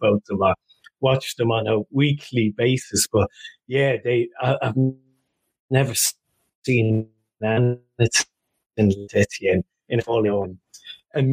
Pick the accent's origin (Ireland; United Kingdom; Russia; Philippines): Ireland; now in Australia; I'm an Irish man. Obviously, being from the UK or Ireland